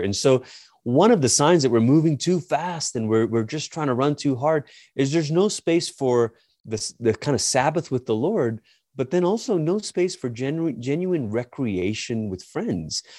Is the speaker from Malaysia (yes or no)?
yes; Malaysia; moved away as an adult; also born or lived in Portland, Oregon; now in United States; I'm originally from Malaysia. It's where I grew up.